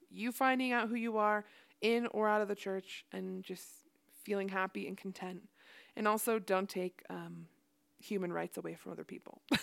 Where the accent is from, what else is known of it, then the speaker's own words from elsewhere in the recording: Ohio, United States; also born or lived in Idaho; now in Utah, United States; I was raised in Ohio.